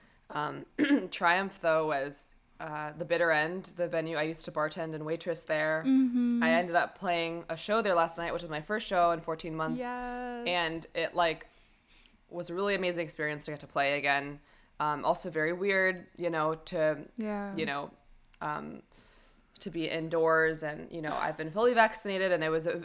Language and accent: English; New York City, New York, United States; now in California, United States; my hometown